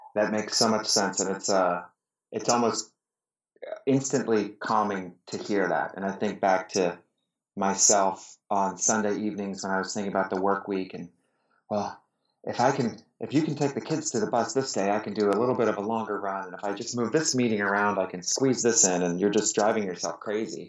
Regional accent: Pittsburgh, Pennsylvania, United States; now in Detroit, United States; I grew up in Pittsburgh, now live in Detroit

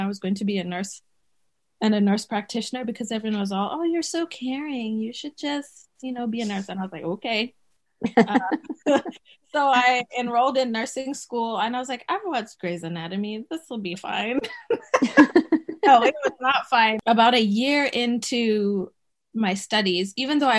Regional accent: Botswana; moved away as an adult; also born or lived in Zimbabwe; now in United States; we moved from Zimbabwe to the neighboring country of Botswana. And so that's where I grew up

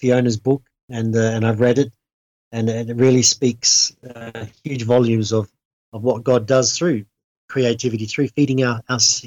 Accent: Australia; moved away; I'm from Australia and come from a farming background.

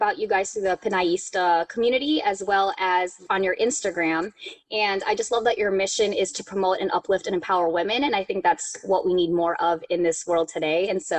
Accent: Chicago, Illinois, United States; also born or lived in Queens, New York; now in Arizona, United States; I was born in Queens, New York, and then was raised in Chicago. And now I now live in Arizona. And I've only been to the Philippines once.

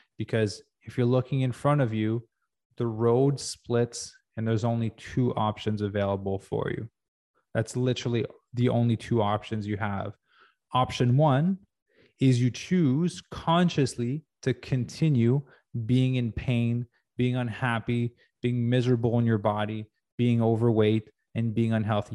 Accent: Quebec, Canada; now in Los Angeles, United States; growing up in Quebec

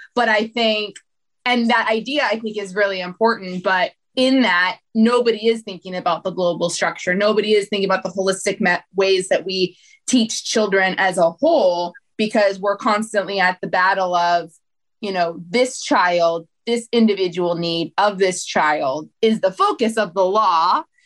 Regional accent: United States; when we were growing up in the States

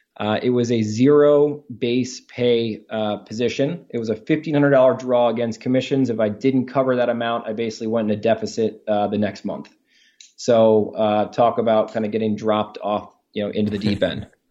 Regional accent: Baltimore, Maryland, United States; we grew up together in Baltimore, Maryland

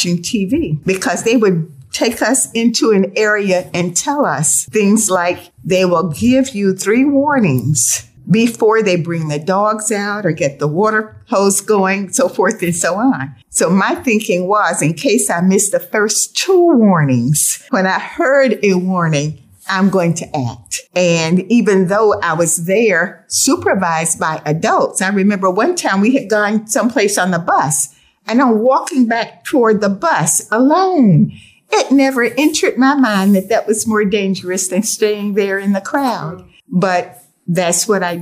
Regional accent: Sarasota, Florida, United States; I was born at Sarasota Memorial, the first in our family to be born for the great sum of $25.

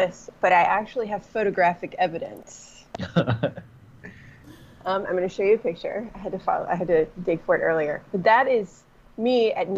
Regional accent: Virginia, United States; now in Chicago, United States; I'm from Virginia.

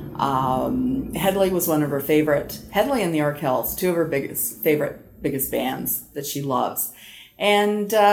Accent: Canada; I am a Canadian country girl

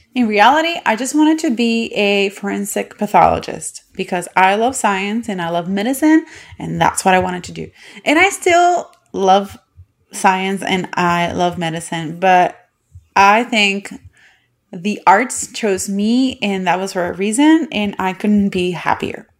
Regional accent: Puerto Rico; moved away as an adult; now in United States; I am from Puerto Rico, and I was born and bred there, and I only moved to the United States in two thousand eleven

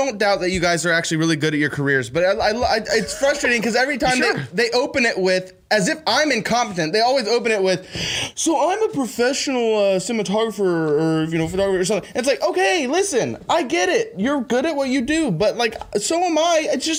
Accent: West Virginia, United States; I love West Virginia, guys. It's my home state.

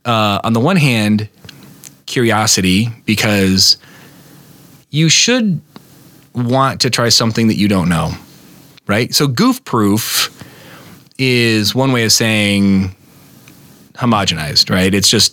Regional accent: Berlin, Germany; born there; you know, we were from I was born in Berlin, you know, and I had a hard time embracing the sort of Midwestern identity

